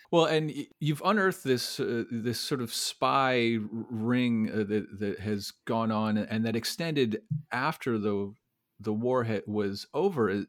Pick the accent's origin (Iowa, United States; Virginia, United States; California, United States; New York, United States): Iowa, United States; moved away; also born or lived in Connecticut; I was born in Iowa myself